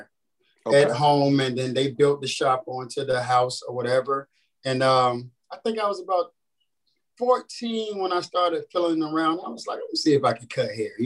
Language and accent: English; Rocky Mount, North Carolina, United States; moved away as an adult; now in Hampton, United States; I'm from North Carolina, actually, a small town called Rocky Mountain.